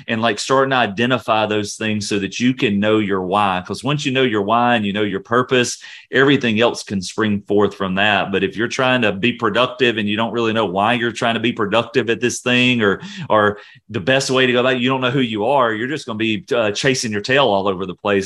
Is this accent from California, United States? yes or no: no; Louisiana, United States; moved away; I'm originally from Louisiana